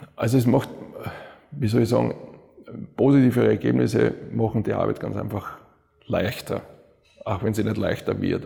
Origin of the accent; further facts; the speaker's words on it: Vienna, Austria; moved away as an adult; also born or lived in Cologne; Wien ist halt, ja, das ist meine, meine Heimat, das ist meine Familie, das sind meine Freunde